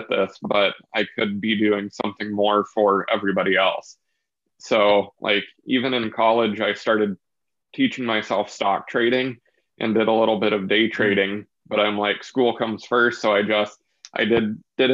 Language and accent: English; Lincoln, Nebraska, United States; also born or lived in Kearney, Nebraska; So I've been born and raised here in Nebraska, born in Kearney, and then moved to Lincoln when I was 4 years old.